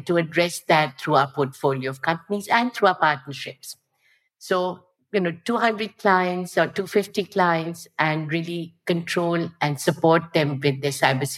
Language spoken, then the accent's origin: English; India; moved away as an adult; now in Singapore; I lived a lot of my life in Singapore, but I grew up in India. So India is still where I spent the first 30 years of my life.